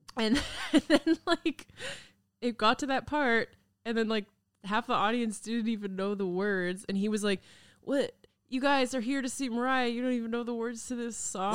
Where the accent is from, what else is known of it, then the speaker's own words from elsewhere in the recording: Kamloops, British Columbia, Canada; moved away; I grew up in Kamloops